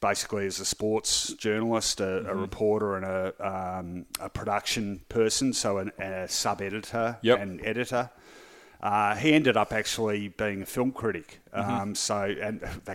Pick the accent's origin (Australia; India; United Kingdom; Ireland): Australia; also born or lived in Melbourne; I'm Australian born, youngest of four kids